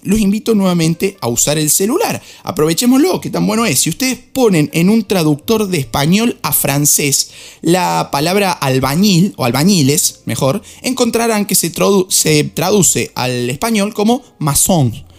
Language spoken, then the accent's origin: Spanish; Argentina; soy argentino